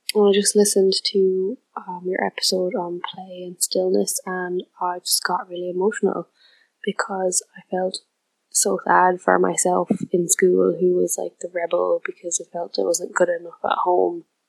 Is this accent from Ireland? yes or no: yes; Ireland; I'm from Ireland